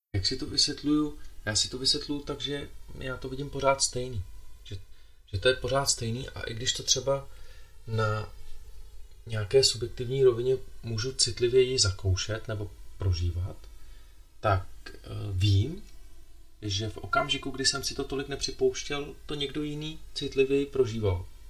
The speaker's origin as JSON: {"language": "Czech", "region": "Bohemia", "country": "Czechia", "tie": "born or raised there", "said": "moje dvě babičky jsou Slovenky jsem víc Slovák možná než Čech, i když jsem se narodil v Čechách."}